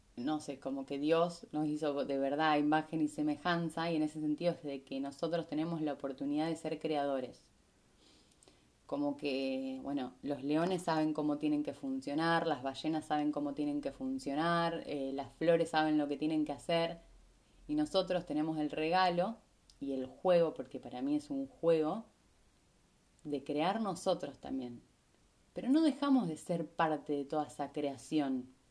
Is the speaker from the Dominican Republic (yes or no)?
no; Rosario, Santa Fe, Argentina; moved away as an adult; also born or lived in Capilla del Monte, Córdoba, Argentina; yo vengo de Rosario